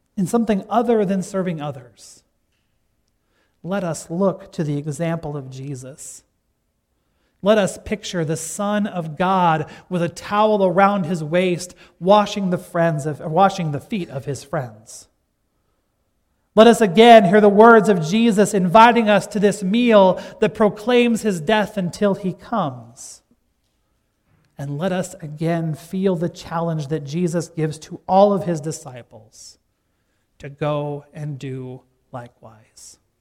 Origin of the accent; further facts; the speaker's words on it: Gregory, South Dakota, United States; my hometown of Gregory, South Dakota